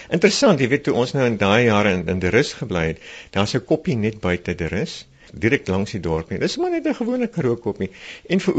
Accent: Calvinia, Northern Cape, South Africa; born there; Ja, ja, ek is gebore in Kalvinia.

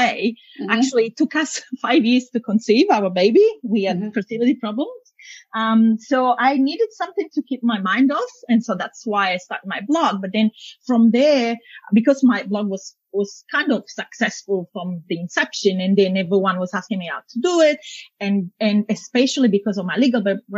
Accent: Italy; moved away as an adult; now in Australia; I'm now both Italian, Australian, but yeah, I was born and bred in Italy, and then I moved here afterwards. But only recently

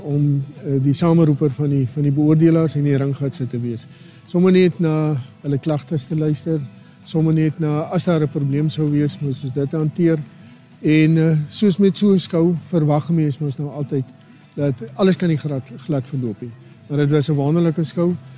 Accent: Garies / Namaqualand, Northern Cape, South Africa; ek kom van Grobbelhoop af daar in Namakwaland

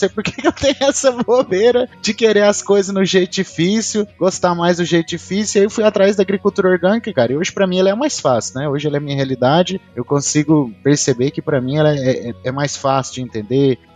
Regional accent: Goiânia, Goiás, Brazil; eu sou engenheiro agrônomo, sou daqui da cidade de Goiânia, Goiás.

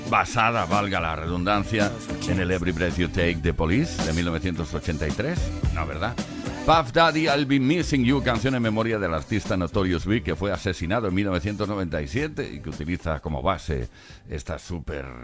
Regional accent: Castilla-La Mancha, Spain; se fue de fuera, soy manchego.

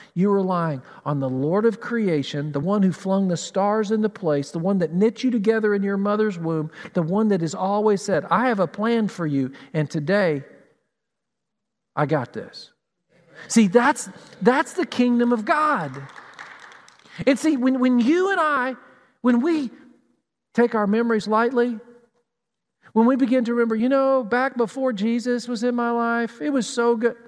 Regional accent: Tennessee, United States; now in Columbus, United States; Growing up in Tennessee, we had mountains, unlike Flat Columbus

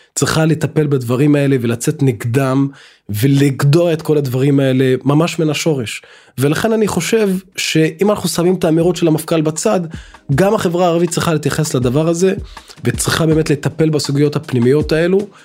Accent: Israel; בתור אזרח ערבי במדינת ישראל

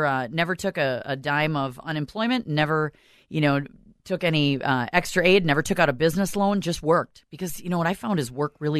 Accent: South St. Paul, Minnesota, United States; I'm originally from South St. Paul.

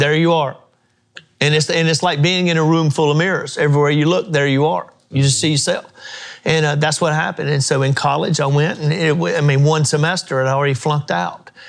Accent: Mount Gilead, United States; the old church I grew up in in Mount Gilead

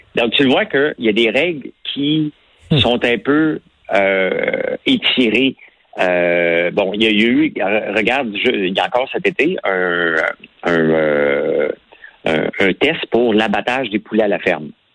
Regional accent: Outaouais, Quebec, Canada; accent: Québécois; also born or lived in Gatineau / Montreal; quand j'étais jeune, je suis parti de l'Outaouais pour aller à, à, à Gatineau étudier

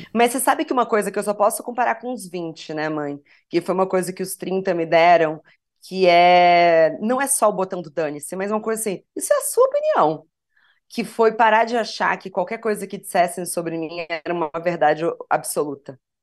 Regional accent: Piracicaba, São Paulo, Brazil; Sou de Piracicaba, interior de São Paulo

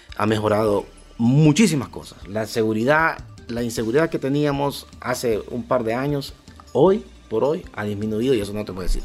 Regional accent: Honduras

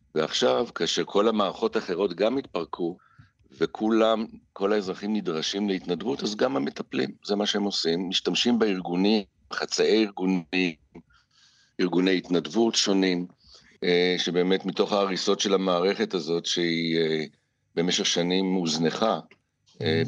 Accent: Israel; נולדתי עשר שנים בדיוק ב- ב- בישראל

